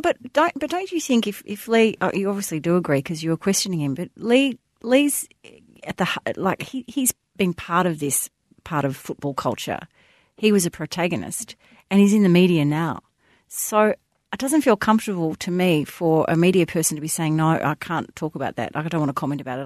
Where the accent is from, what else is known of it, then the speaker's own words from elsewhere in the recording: Melbourne, Victoria, Australia; I grew up in the Bayside suburbs